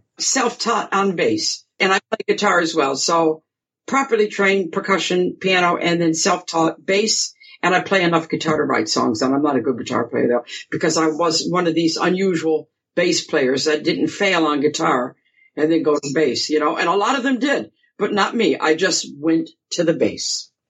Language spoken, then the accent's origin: English; Grosse Pointe Woods, Michigan, United States; I was born and raised in Grosse Pointe Woods, you know, suburb, and then we moved to Grosse Pointe Farms when I was about 14